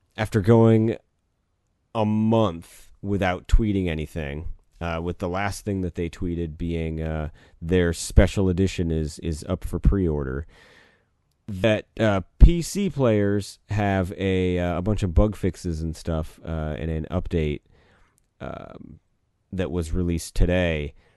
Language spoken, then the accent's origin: English; Kentucky, United States; we're from Kentucky